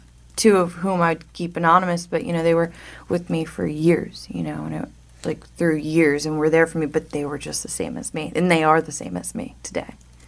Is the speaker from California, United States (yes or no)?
no; New Jersey, United States; I was born in New Jersey, South Jersey. I went to Rancocas Valley Regional High School in Mount Holly